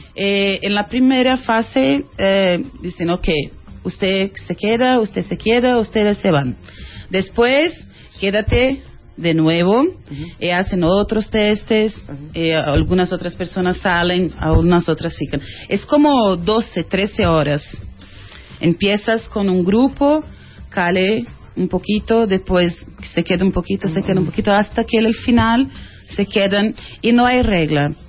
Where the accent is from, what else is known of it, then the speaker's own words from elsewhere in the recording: Brazil; Spanish is a second language; fui la única actriz brasileña aprobada por el casting